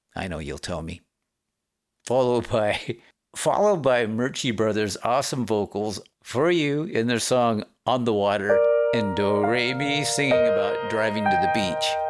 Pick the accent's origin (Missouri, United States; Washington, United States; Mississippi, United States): Washington, United States; Aberdeen; my hometown, Aberdeen, Washington